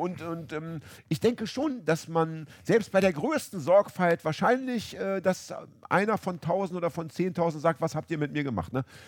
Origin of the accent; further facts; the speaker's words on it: Hamburg, Germany; in meiner Heimatstadt Hamburg